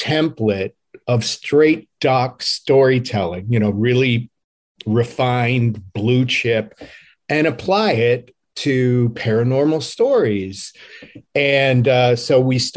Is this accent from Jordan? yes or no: no; Cleveland, Ohio, United States; my hometown of Cleveland, Ohio